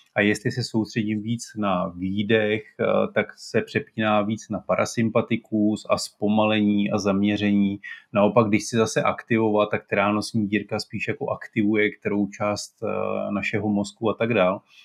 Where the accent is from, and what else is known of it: Czechia